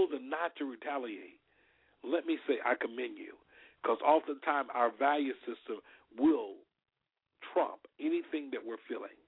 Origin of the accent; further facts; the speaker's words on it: Alabama, United States; We grew up together in Alabama